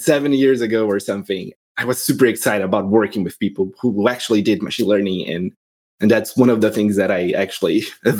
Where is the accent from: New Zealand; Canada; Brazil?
Brazil; moved away as an adult; now in United States; I'm originally from Brazil